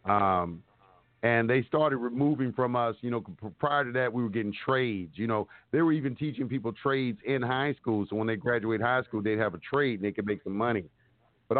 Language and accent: English; Dallas, Texas, United States; moved away; also born or lived in Atlanta / Los Angeles; I grew up, I'm from Oak Cliff in Dallas, Texas. And I went to Carter High School